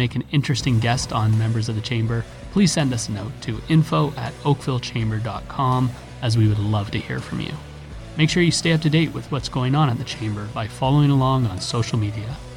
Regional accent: Wolfville, Nova Scotia, Canada; Wolfville, Nova Scotia, where I'm from

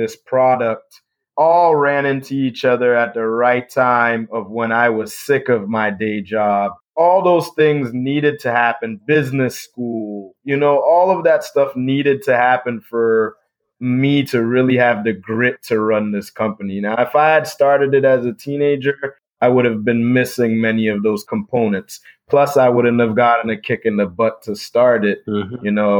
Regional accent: Ithaca, New York, United States; So I had a friend named Pima Mbwana, who I grew up with in Ithaca.

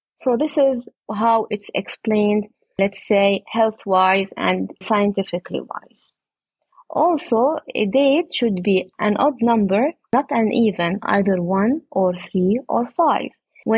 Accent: Jerusalem, Palestine; I come from Jerusalem, but my project and our date plantation is at Oja, nearby Jericho.

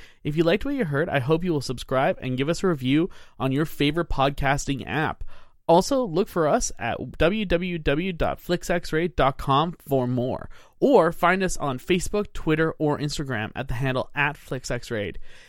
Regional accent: Canada; I'm Canadian. It's polite.

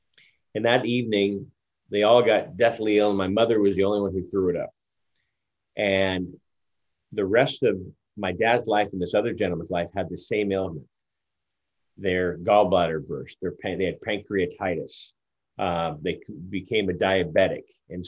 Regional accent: Philippines; also born or lived in Japan; We grew up in, as I mentioned, I grew up in Japan as well as in the Philippines. But when we were in Japan, he worked for a bank over here. We were transferred over to Japan.

